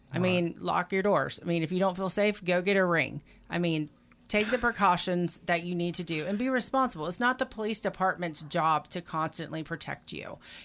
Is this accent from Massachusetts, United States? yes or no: no; Meridian, Mississippi, United States; And I said, oh, I'm from Meridian.